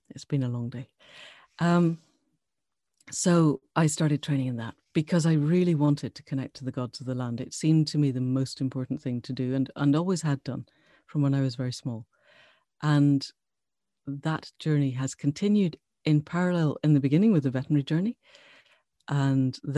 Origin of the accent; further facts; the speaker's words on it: Glasgow, Scotland, United Kingdom; moved away as an adult; now in Cambridge, United Kingdom; Um, so so I grew up in Scotland, south side of Glasgow. Um, and I qualified as a vet at Glasgow Vet School too long ago to mention. And I came down to Cambridge.